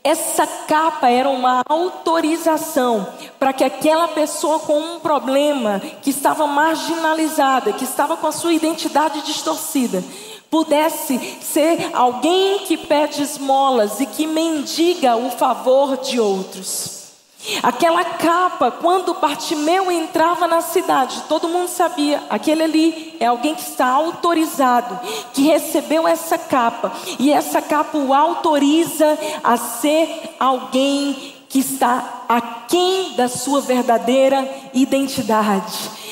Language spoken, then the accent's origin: Portuguese; Maranhão, Brazil; moved away as an adult; also born or lived in São Luís; now in Teresina, Brazil; sou muito feliz de ser maranhense